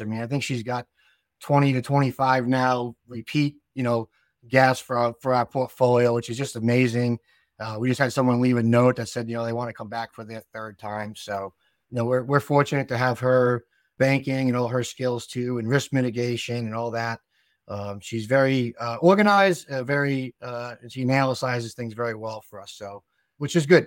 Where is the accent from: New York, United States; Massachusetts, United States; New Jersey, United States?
Massachusetts, United States; South Shore; accent: South Shore Massachusetts; now in New Hampshire, United States; we're from Massachusetts and we, we moved up to New Hampshire when we were very young